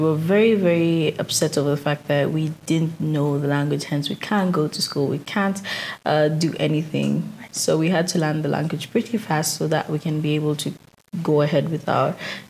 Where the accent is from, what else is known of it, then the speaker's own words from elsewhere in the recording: Nairobi, Kenya; now in Denmark; Born and raised in Nairobi.